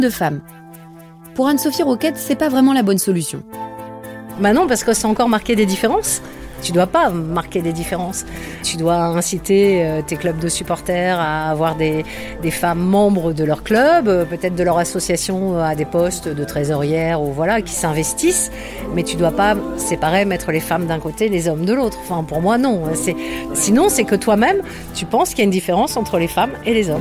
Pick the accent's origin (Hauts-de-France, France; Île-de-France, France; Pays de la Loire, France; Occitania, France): Hauts-de-France, France; Lambersart; j'ai grandi à Lambersart